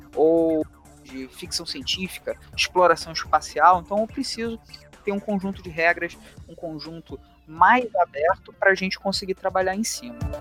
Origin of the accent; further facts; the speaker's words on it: Rio de Janeiro, Brazil; accent: carioca; eu leciono na, na rede estadual aqui no Rio de Janeiro. Meu sotaque não permite negar esse chiado